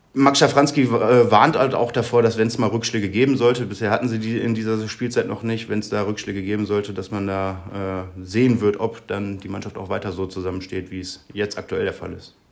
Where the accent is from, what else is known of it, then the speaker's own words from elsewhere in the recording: Gevelsberg, North Rhine-Westphalia, Germany; also born or lived in Dortmund; now in Essen, Germany; Ich bin ein äh, Kind des Ruhrgebiets, mehr oder weniger. Ich bin geboren in Gefelsberg, habe da meine Kindheit verbracht